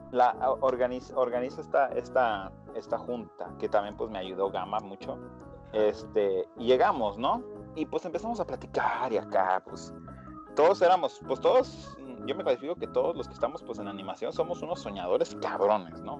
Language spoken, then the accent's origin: Spanish; Mexico; los mexicanos